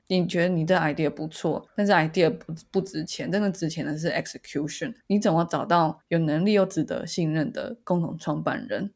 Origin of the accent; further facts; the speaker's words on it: Taiwan; 身为台湾人